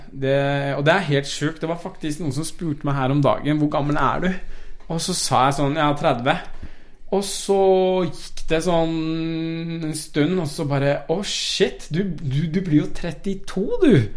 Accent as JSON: {"language": "Norwegian", "region": "Oslo", "country": "Norway", "tie": "born or raised there", "also_born_or_lived": "Iran / Tromsø", "first_language": "Persian", "second_language": "Norwegian", "said": "Vi flytta jo tilbake til Oslo, da. Eh, eller vi får ta tilbake til Oslo. Så jeg, vi flytta fra Tromsø til Oslo. Ja. Etter å ha bodd der i eh, seks-syv år eller noe."}